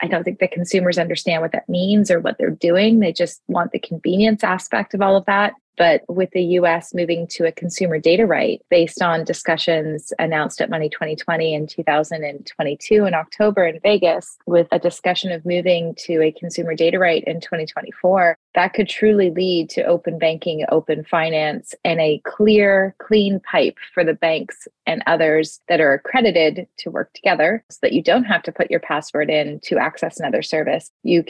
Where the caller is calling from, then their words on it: Toronto, Ontario, Canada; I'm joining from Toronto, Canada.